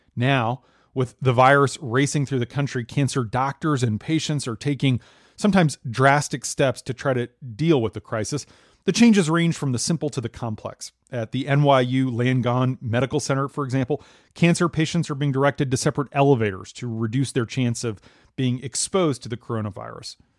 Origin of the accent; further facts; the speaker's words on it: Minnesota, United States; moved away; my home state